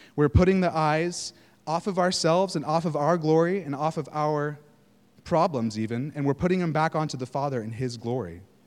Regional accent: Northern California, United States; moved away; I'm from California, Northern California

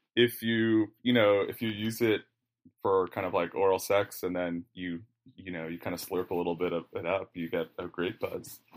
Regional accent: New Jersey, United States; moved away as an adult; also born or lived in New York; I grew up just across the river in Jersey

